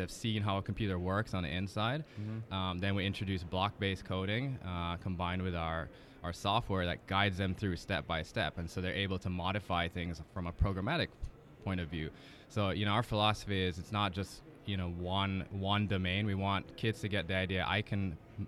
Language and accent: English; Jamaica; I had as a kid growing up in Jamaica